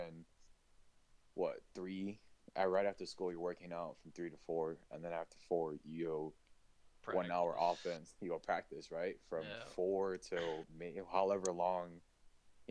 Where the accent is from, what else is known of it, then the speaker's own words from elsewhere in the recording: Wisconsin, United States; I was born and raised in Wisconsin